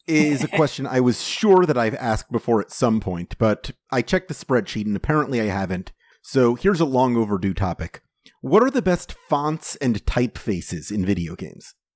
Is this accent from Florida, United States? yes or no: yes; Florida, United States; I'm from Florida